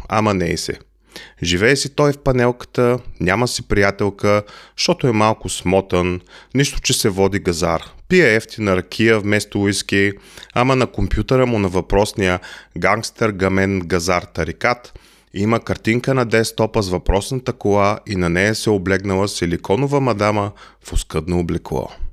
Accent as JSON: {"language": "Bulgarian", "country": "Bulgaria", "moved": "yes", "lives_now": "Germany", "said": "Аз съм българин"}